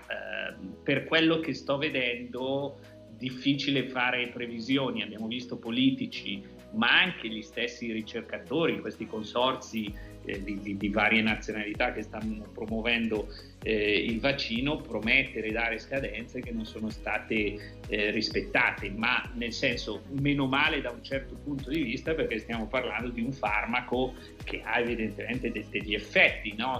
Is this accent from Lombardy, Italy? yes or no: yes; province of Bergamo, Lombardy, Italy; io vengo dalla provincia di Bergamo, noi siamo quelli che abbiamo sofferto di più